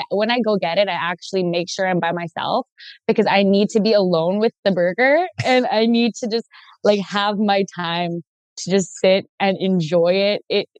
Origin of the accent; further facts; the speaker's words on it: Ontario, Canada; Ontario, I'm from Canada.